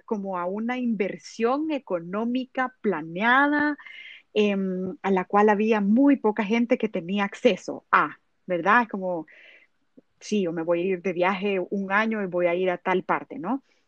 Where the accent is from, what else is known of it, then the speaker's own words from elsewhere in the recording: El Salvador; yo como salvadoreña y, la verdad que yo represento mi país y me siento un gran orgullo de decir que soy del Salvador